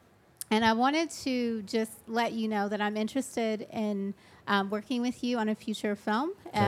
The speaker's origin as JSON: {"language": "English", "town": "Nashville", "region": "Tennessee", "country": "United States", "moved": "yes", "lives_now": "London, United Kingdom", "said": "I'm from Nashville."}